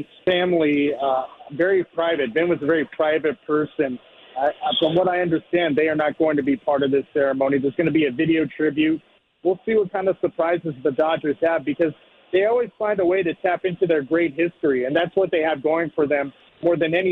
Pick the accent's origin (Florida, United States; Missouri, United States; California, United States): California, United States; Los Angeles; growing up in Los Angeles